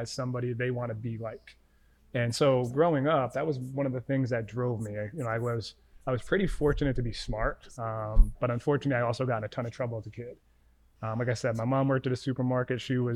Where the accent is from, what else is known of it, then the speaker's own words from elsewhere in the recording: Rhode Island, United States; now in New York, United States; I'm originally from Rhode Island